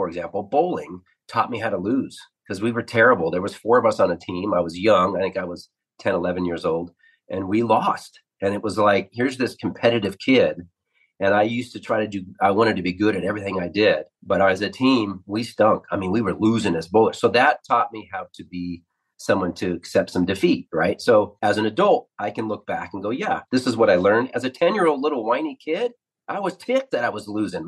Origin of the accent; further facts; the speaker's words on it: the Northwest, Pacific Northwest, United States; I grew up in the Northwest